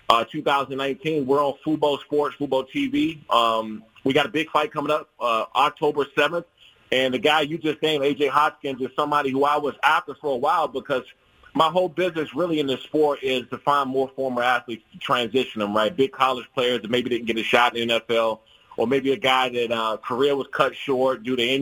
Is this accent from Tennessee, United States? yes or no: no; Prince George's County, DMV area, Maryland, United States; I grew up in the Prince George's County and DMV area where the boxing was prevalent